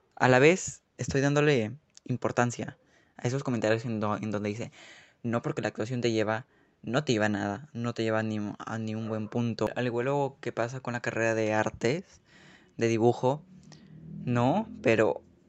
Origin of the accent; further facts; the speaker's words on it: Peru; en mi país, en Perú